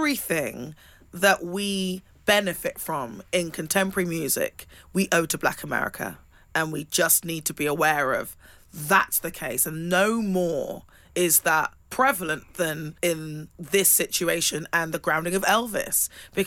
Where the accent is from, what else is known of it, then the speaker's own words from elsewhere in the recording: England, United Kingdom; growing up in England